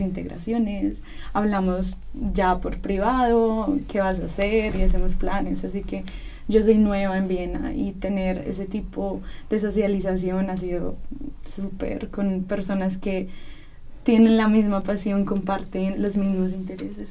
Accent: Colombia; moved away as an adult; now in Vienna, Austria; soy de Colombia

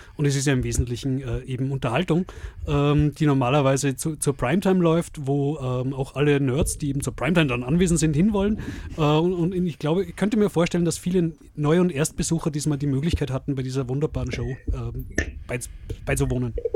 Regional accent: Salzburg, Austria; bei uns in Salzburg

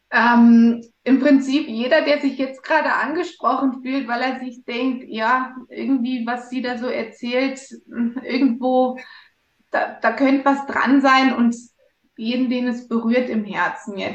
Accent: Germany; born there; ich bin geboren in Deutschland, bin, habe schon als kleines Mädchen gesagt, dass ich mal einen österreichischen Snowboardlehrer heiraten werde.

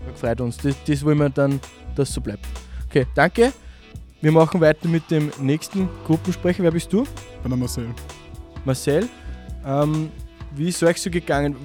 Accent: Kirchdorf an der Krems, Upper Austria, Austria; Ich bin aus Kirchdorf.

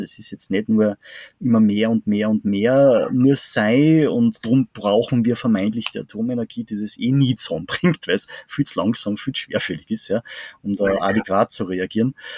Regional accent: Salzburg, Austria; bei uns in Salzburg

